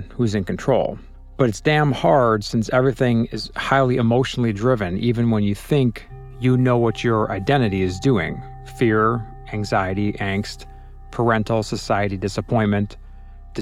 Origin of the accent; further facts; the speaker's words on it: Chicago, Illinois, United States; I'm from Chicago, but consider myself a citizen of the world because I've lived, worked, played, and traveled to over 75 countries